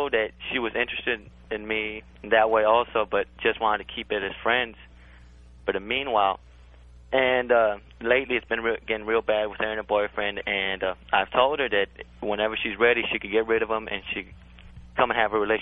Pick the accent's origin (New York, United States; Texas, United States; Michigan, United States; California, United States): Texas, United States; Houston; moved away as an adult; now in Chicago, United States; I'm in Chicago right now, and I'm from Houston, and I've been out here around 6 months